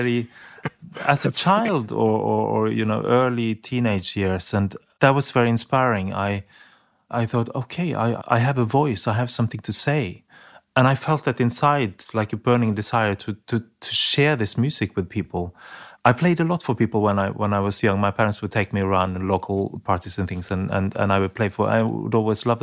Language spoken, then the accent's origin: English; Norway; my home country